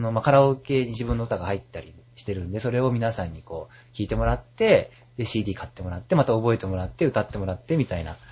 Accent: Yokohama, Kanagawa, Japan; 僕地元横浜なんですけど、はい、横浜駅のそばの高校に通ってたんですけど

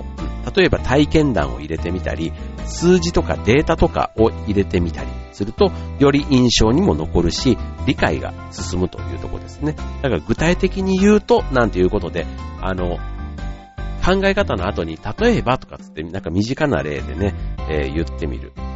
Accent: Kansai, Japan; 僕もあの関西出身なので

